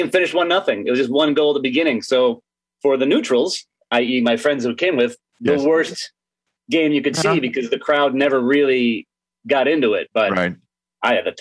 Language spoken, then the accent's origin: English; Chicago, Illinois, United States; I'm from Chicago.